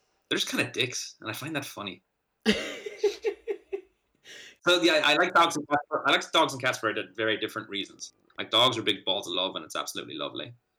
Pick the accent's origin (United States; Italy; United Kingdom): United States; born there; Yeah, so I was born in the States. So I have had like dual citizenship like forever, pretty much.